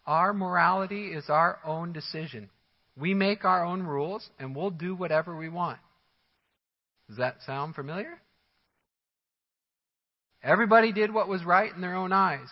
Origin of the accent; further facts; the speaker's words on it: Missouri, United States; moved away; I come from the Missouri area